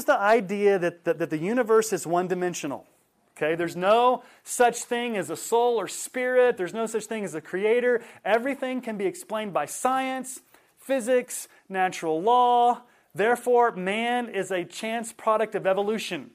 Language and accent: English; Houston, Texas, United States; now in Colorado, United States; I grew up in Houston